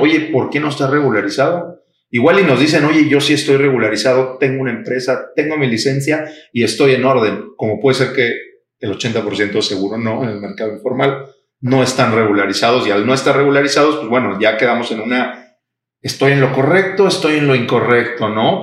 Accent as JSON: {"language": "Spanish", "country": "Mexico", "said": "los mexicanos estamos acostumbrados"}